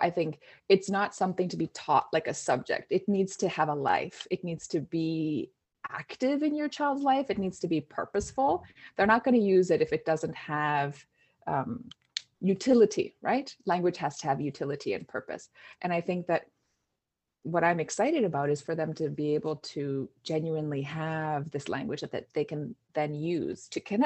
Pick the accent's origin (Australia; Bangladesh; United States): United States; East Coast; also born or lived in Norway (mother's home, visits); now in North Bay, California, United States; I grew up on the East Coast at a time where Scandinavia wasn't really on the map so much